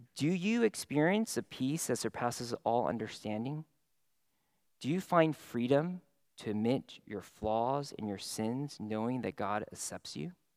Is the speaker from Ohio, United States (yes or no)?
no; San Francisco Bay Area, California, United States; now in Houston, United States; growing up in the San Francisco Bay Area